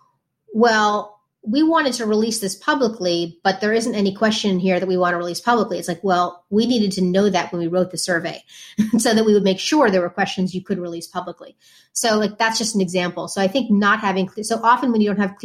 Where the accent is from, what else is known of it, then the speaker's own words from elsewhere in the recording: New Haven, Connecticut, United States; I grew up in New Haven, Connecticut